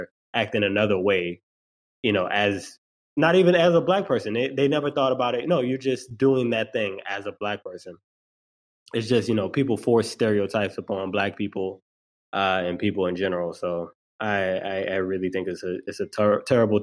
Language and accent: English; New Orleans, Louisiana, United States; I'm from New Orleans